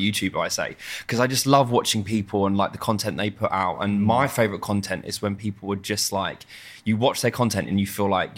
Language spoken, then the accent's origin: English; London, United Kingdom; I'm from South London, like very normal family